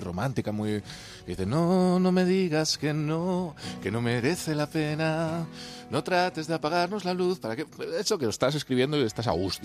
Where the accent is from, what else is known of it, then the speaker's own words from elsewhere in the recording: Asturias, Spain; Yo soy asturiano